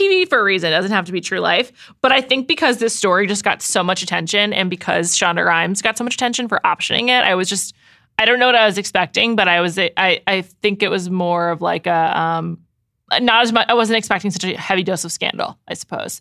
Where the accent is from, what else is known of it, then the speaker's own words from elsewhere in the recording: United States; as an American